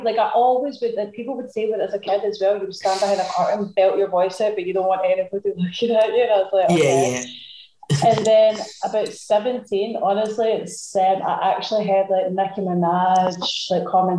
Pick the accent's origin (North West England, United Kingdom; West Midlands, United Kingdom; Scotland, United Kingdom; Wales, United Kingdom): Scotland, United Kingdom; Glasgow; also born or lived in London; Yeah, I was born in London, so I was always like, I was raised between like Glasgow and London, mainly Glasgow